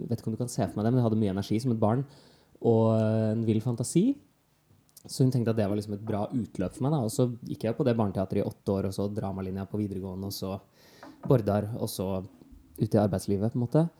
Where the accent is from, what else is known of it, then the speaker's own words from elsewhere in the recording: Oslo, Norway; Jeg er fra Oslo, fra Bøler.